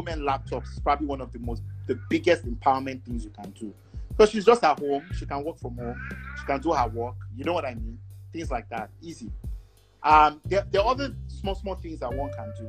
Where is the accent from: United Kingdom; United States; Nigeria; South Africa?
Nigeria; moved away; also born or lived in Canada; I would still just only have a Nigerian passport